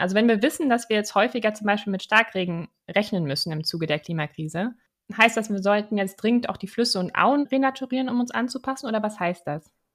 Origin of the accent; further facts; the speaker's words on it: Germany; bei uns in Deutschland